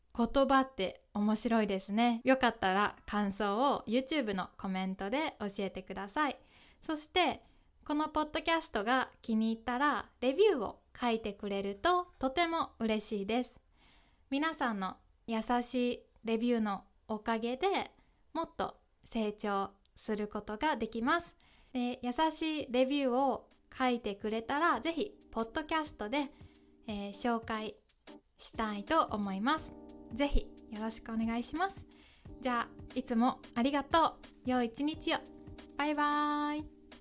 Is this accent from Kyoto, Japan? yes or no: yes; Kansai, Kyoto, Japan; 私は関西京都出身ですが